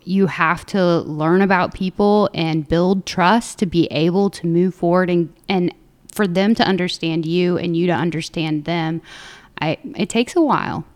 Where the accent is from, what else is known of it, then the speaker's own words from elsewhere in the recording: Southern Illinois, United States; moved away as an adult; I grew up in Southern Illinois, so a very small town of about three thousand folks